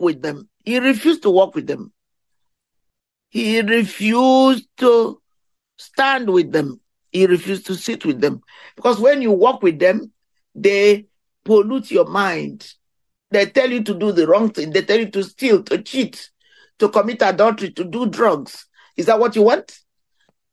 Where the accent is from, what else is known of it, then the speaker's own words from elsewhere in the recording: India; moved away; where I came from India